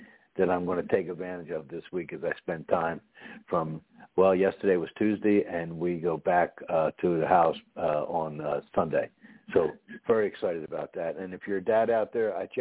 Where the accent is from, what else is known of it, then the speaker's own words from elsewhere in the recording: Philadelphia, Pennsylvania, United States; now in Texas, United States; coming from the Northeast myself, I come from Philadelphia originally.